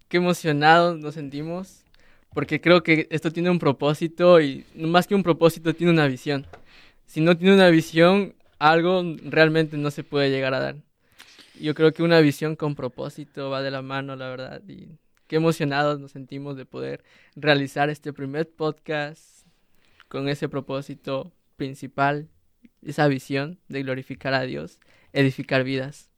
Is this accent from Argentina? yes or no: no; Ecuador; moved away; soy de Ecuador, soy estudiante del Seminario Bíblico Río Grande